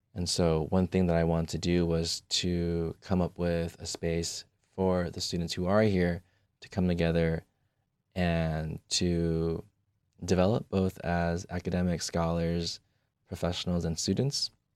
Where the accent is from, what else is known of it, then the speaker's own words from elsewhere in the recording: California, United States; moved away as an adult; now in Michigan, United States; I grew up in California, I did everything in California